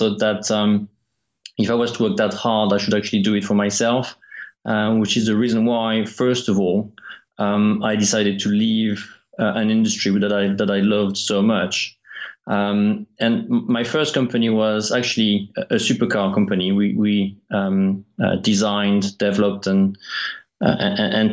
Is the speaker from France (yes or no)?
yes; France; moved away; also born or lived in Isle of Wight / Kent; being French, I worked for the Prost team